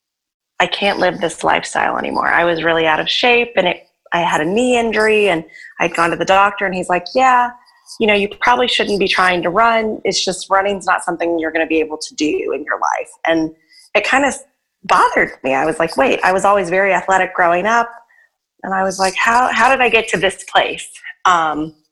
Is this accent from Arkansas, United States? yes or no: yes; Arkansas, United States; now in New Orleans, United States; I'm originally from Arkansas, a really small town there